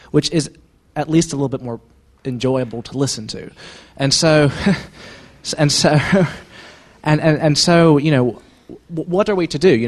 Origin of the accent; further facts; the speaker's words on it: United States; and as an American